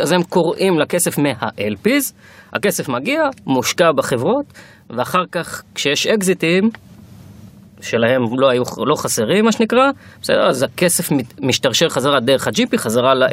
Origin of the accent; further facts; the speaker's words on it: Kiryat Motzkin, Haifa District, Israel; moved away as an adult; also born or lived in Tel Aviv; אני במקום מקריית מוצקין, גדלתי שם עד גיל 18